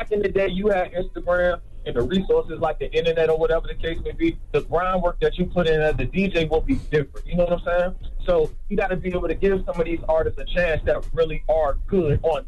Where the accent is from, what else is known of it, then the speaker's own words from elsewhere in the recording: Norfolk, Virginia, United States; No. I'm from Norfolk, Virginia.